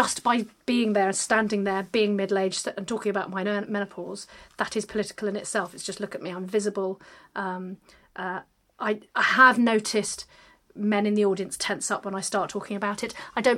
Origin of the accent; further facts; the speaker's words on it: London, United Kingdom; I'm a Londoner and I perform in London